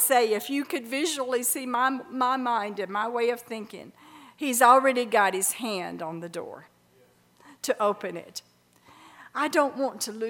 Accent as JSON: {"language": "English", "town": "Birmingham", "region": "Alabama", "country": "United States", "tie": "born or raised there", "said": "I grew up in Birmingham, Alabama"}